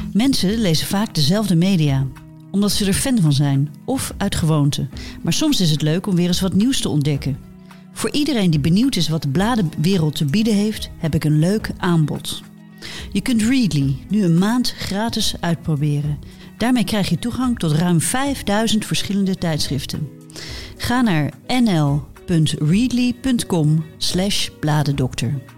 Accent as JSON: {"language": "Dutch", "country": "Netherlands", "said": "ik kom gewoon uit Holland"}